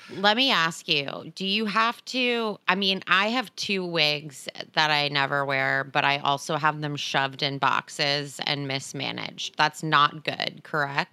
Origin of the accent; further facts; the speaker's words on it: New Jersey, United States; now in Los Angeles, United States; growing up in New Jersey